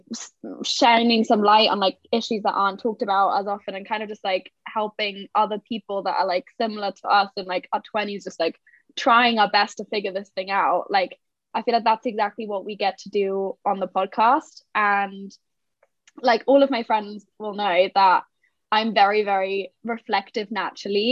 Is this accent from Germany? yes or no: yes; Germany; moved away as an adult; now in London, United Kingdom; I'm kind of a mix of German, Portuguese, and I lived in Germany till I was 18